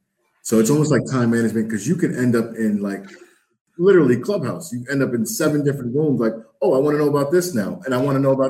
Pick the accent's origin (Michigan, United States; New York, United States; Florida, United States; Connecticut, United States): New York, United States; New York City; I was born and raised in New York City, like the heart of New York City. Like, you know, I was raised in Lower Manhattan.